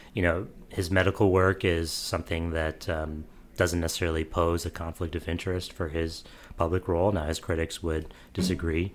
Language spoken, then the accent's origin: English; St. Louis, Missouri, United States; I'm from Saint Louis as well